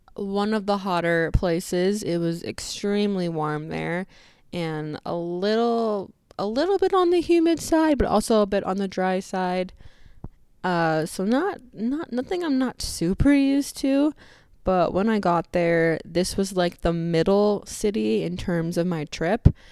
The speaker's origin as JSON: {"language": "English", "country": "United States", "said": "we are obviously American"}